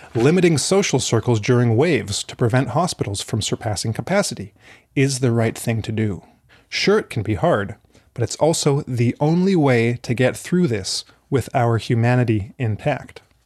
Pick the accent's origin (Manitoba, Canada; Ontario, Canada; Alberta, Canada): Alberta, Canada; moved away; I am originally from Alberta in Canada